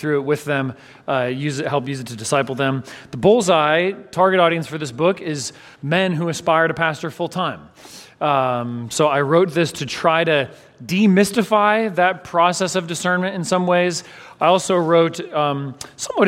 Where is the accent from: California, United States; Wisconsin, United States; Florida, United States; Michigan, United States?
California, United States; San Francisco Bay Area; also born or lived in Los Angeles; I grew up in the San Francisco Bay Area from a young age.